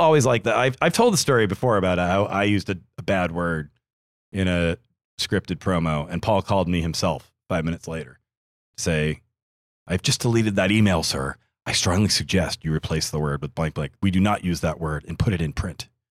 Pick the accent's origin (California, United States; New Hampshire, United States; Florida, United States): New Hampshire, United States; I only speak English and some French, uh, as I'm from New Hampshire